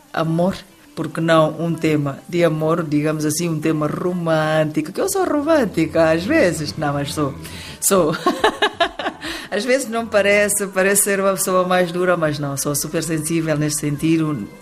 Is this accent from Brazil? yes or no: no; Guinea-Bissau